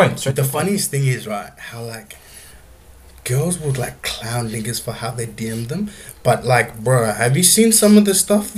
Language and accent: English; Zambia; moved away; And then I'm like, Zambia.